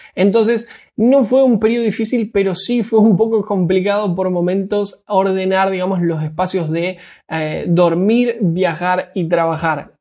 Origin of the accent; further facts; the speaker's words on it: Argentina; para mí que soy argentino, para nosotros los argentinos el resto del mundo nos queda muy muy lejos